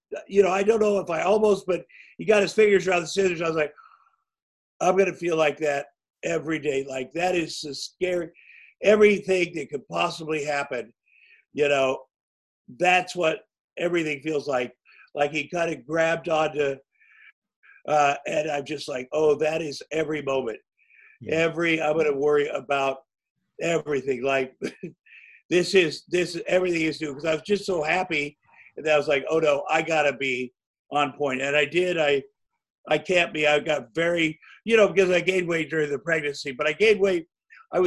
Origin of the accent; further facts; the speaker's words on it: Iowa, United States; moved away; when I grew up in Iowa